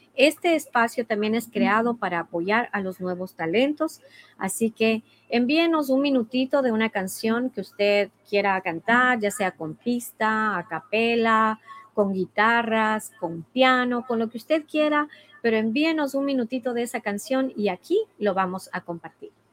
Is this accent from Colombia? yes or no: no; Ecuador; moved away; mi país, en mi familia, en mi cultura, en mi, en mi música